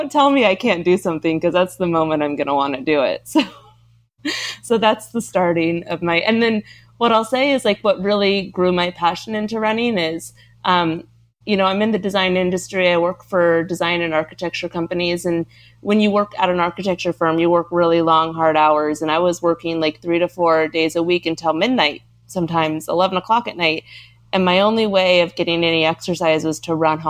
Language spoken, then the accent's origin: English; Portland, Oregon, United States; now in New York, United States; I grew up in Portland, Oregon